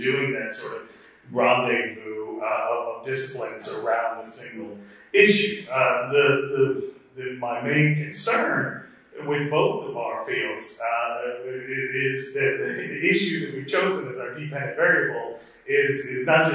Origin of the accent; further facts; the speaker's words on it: United States; I'm an American